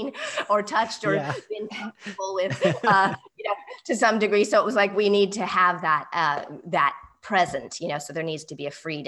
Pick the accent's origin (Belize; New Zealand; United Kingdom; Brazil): United Kingdom; England; accent: English; moved away; I grew up in England, and speak as equally with an English accent as American accent